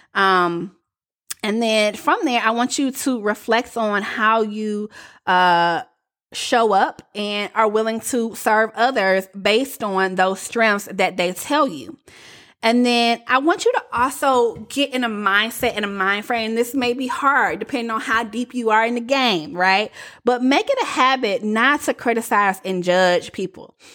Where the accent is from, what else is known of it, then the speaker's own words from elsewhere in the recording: the South, United States; accent: Southern; I was a little too Southern